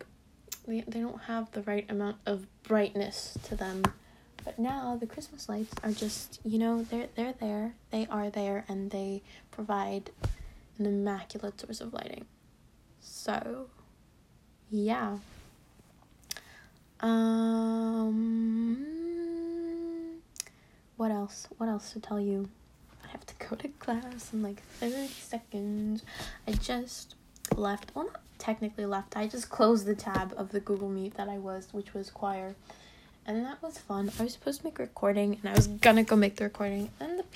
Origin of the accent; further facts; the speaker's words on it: United States; We're American.